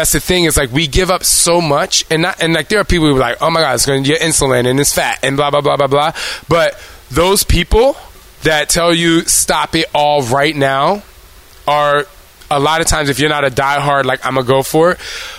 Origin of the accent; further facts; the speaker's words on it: New Jersey, United States; I'm from Jersey